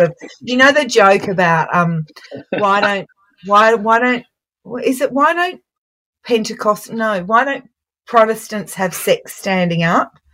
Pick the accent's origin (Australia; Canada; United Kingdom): Australia; Brisbane, Queensland; also born or lived in St Kilda, Melbourne; now in Melbourne, Australia; I'm originally from Brisbane